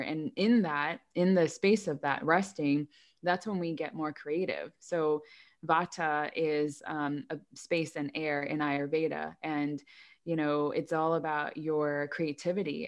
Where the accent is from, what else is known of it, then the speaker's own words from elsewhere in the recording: United States; I grew up in America